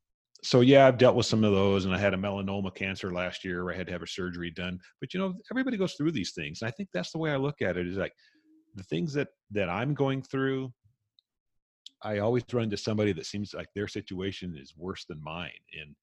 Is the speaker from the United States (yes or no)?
yes; California, United States; also born or lived in Las Vegas, United States / Hawaii, United States; you got to remember, I grew up in Southern California, Las Vegas, Hawaii.